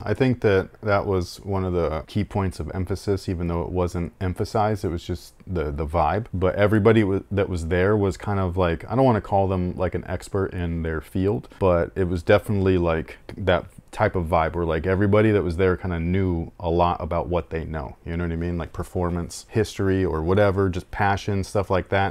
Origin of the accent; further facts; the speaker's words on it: Sacramento, California, United States; I'm from Sacramento